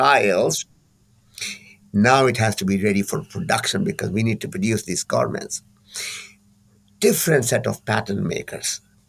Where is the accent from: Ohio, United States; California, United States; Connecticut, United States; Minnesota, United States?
California, United States; I'm from California. And California is known for its capabilities in design and development, creativity, and so on.